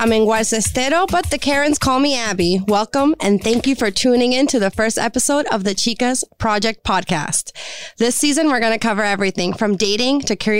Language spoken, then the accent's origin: English; Puerto Rico; Like I said before, I'm from Puerto Rico. I grew up in a very strict Puerto Rican household.